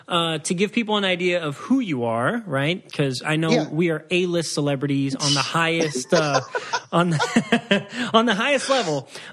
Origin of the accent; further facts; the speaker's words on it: Waukegan, Illinois, United States; born there; You know, I was born in Waukegan, Illinois.